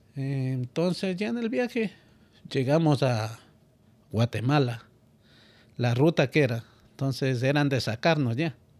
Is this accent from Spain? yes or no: no; Ecuador; moved away as an adult; now in United States; al venir de Ecuador para acá